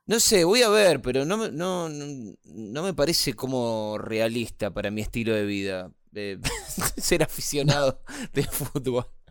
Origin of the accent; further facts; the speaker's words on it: Argentina; yo soy argentino